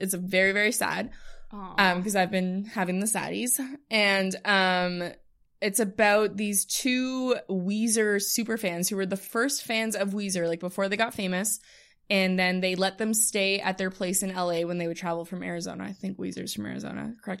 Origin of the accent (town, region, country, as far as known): Ottawa, Ontario, Canada